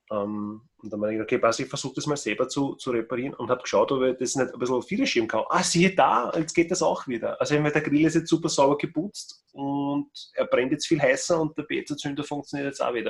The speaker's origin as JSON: {"language": "German", "country": "Austria", "said": "bei uns in Österreich"}